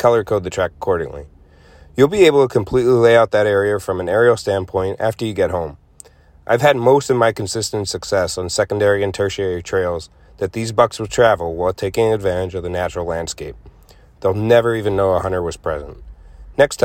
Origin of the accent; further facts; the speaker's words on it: Northeastern Pennsylvania, United States; I'm from Northeastern Pennsylvania